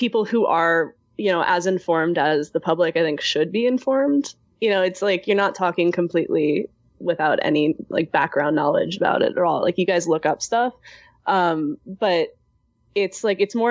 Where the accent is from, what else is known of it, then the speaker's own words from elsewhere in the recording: North Shore, Illinois, United States; I'm from the North Shore in Illinois, which is a little bit north of Chicago